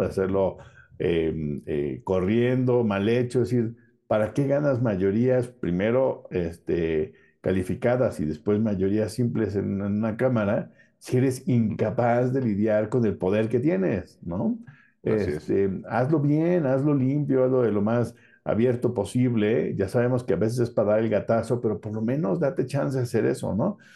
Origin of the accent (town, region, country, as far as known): Mexico